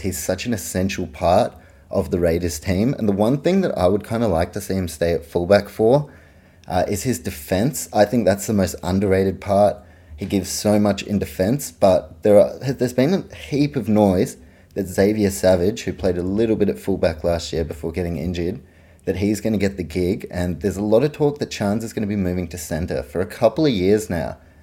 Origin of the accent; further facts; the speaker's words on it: New Zealand; I grew up in New Zealand.